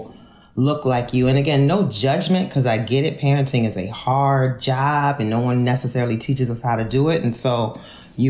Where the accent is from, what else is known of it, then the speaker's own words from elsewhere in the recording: New Orleans, Louisiana, United States; moved away as an adult; also born or lived in Kenner, Louisiana; now in Philadelphia, United States; I'm not from Louisiana. I'm from New Orleans.